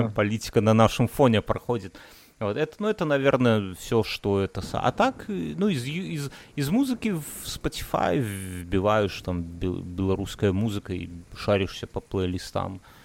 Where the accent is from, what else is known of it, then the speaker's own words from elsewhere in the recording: Belarus; now in Lithuania; я белорус